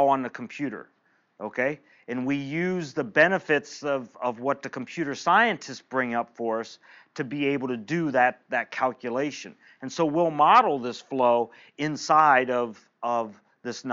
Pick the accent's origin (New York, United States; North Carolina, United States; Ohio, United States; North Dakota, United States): Ohio, United States; eastern; also born or lived in Indiana; I grew up in an eastern part of Ohio in a small town of about 4,000 people